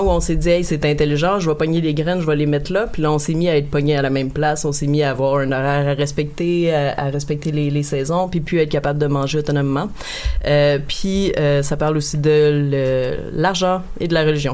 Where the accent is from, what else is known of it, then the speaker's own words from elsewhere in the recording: Montreal, Quebec, Canada; je suis née à Montréal